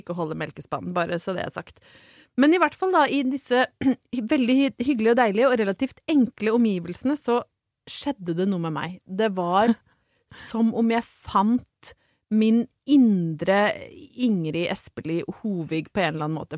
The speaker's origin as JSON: {"language": "Norwegian", "town": "Brøttum", "region": "Innlandet", "country": "Norway", "tie": "born or raised there", "moved": "yes", "said": "hvor utrolig sterkt knytta jeg er til eh, hjemstedet mitt, som da er Brøttum i Ringsaker i tidligere Hedmark fylke"}